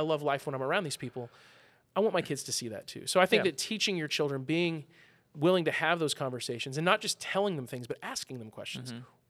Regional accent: Midwest, United States; I'm from the Midwest

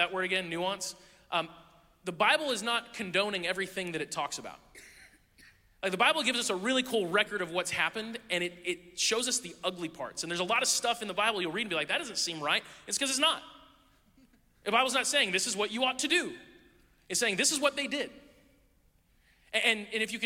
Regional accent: United States; as an American

